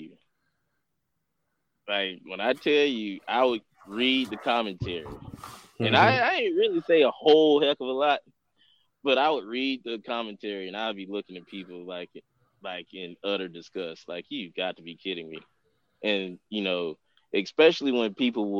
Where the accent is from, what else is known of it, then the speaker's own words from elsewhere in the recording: Atlanta, Georgia, United States; growing up in the Deep South, I'm from it, you know, I grew up in Atlanta